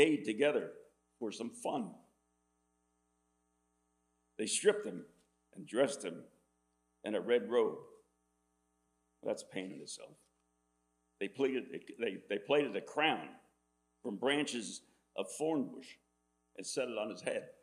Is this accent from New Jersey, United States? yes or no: yes; Dunker Church Road, Amwell, New Jersey, United States; I was born here on Dunker Church Road, and my father owned a dairy farm